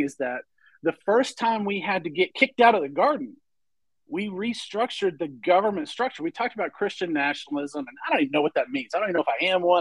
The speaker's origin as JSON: {"language": "English", "town": "Memphis", "region": "Tennessee", "country": "United States", "said": "Down here in Memphis, in Tennessee."}